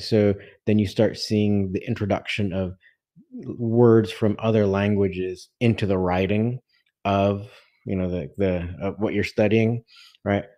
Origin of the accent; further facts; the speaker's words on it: Southern California, United States; as an American from the from Southern California